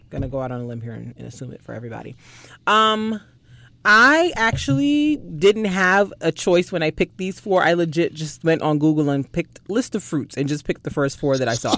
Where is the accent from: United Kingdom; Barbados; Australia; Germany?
Barbados; moved away; growing up in Barbados